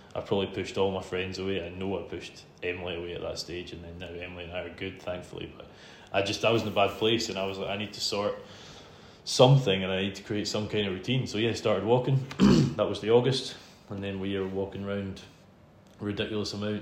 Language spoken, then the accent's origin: English; Isle of Arran, Scotland, United Kingdom; I'm from Isle of Arran, um, not the one that's famous for wool, the one that's famous for whiskey